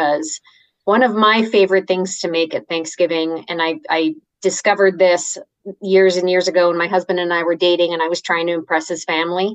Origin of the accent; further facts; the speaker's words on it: Canada; moved away; I'm Canadian, and back in my Canadian days of living in Canada